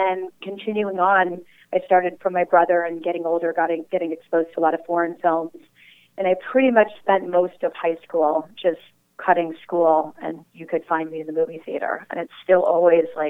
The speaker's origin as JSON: {"language": "English", "town": "Valencia", "region": "California", "country": "United States", "tie": "born or raised there", "also_born_or_lived": "Hollywood", "said": "I grew up not too far from L.A. I grew up in Valencia, 20 minutes away"}